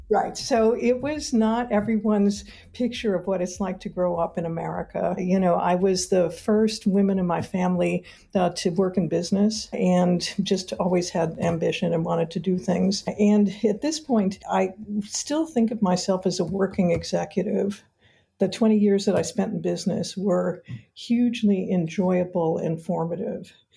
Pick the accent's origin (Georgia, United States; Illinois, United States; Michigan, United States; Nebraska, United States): Michigan, United States; Detroit; I grew up in Detroit, Michigan